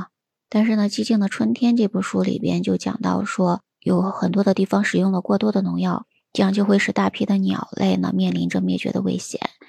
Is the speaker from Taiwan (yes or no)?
no; China; 我们中国人